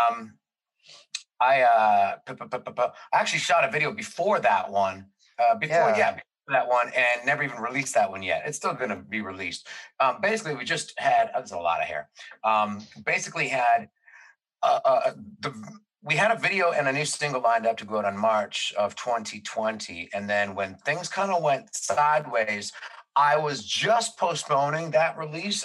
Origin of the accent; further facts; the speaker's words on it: Toronto, Ontario, Canada; we're from Toronto